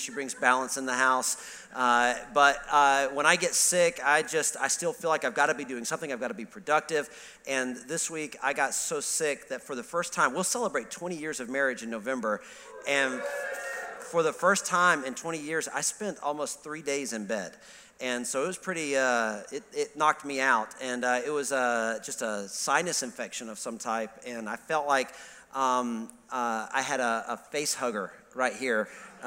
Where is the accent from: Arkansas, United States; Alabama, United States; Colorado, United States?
Alabama, United States; moved away; I grew up in Alabama